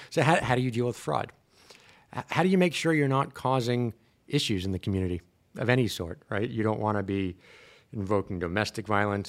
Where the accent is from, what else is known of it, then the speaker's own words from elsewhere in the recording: Long Island, New York, United States; also born or lived in Brooklyn; I grew up in the States. I was born in Brooklyn, grew up in Long Island